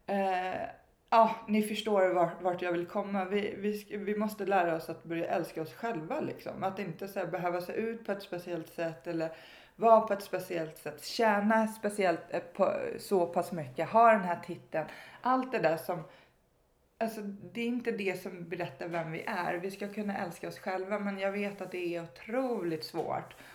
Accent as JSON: {"language": "Swedish", "town": "Stockholm", "region": "Stockholm County", "country": "Sweden", "tie": "born or raised there", "said": "Jag växte upp i Stockholm"}